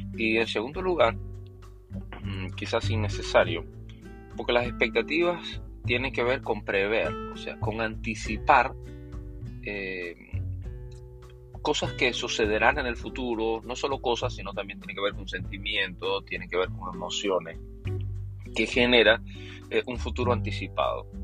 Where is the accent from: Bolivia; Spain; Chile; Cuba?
Cuba; Potrerillo; esa es mi niñez, esa es mi niñez en Cuba